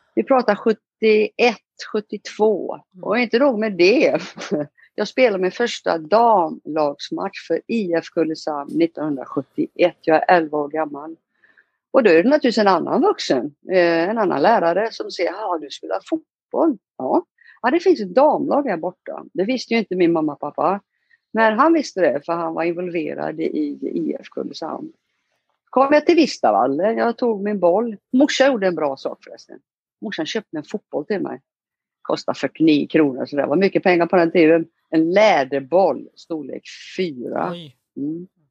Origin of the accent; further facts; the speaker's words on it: Ulricehamn, Västra Götaland, Sweden; moved away as an adult; also born or lived in Italy; now in Rio de Janeiro, Brazil; Vi flyttar in till Ulricehamn sen och så går jag skola där